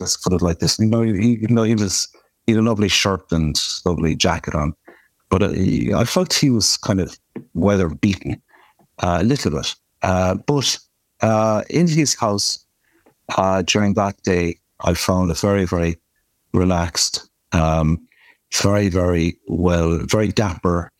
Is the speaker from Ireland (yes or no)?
yes; Kerry, Munster, Ireland; I'm from Kerry and we're very proud of our own place here.